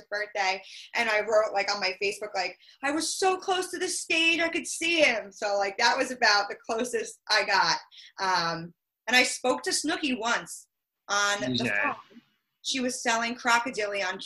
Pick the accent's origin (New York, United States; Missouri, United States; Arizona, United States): New York, United States; Long Island; I'm from Long Island. I live on or in, whatever you prefer. I live on Long Island. And I live at home with my parents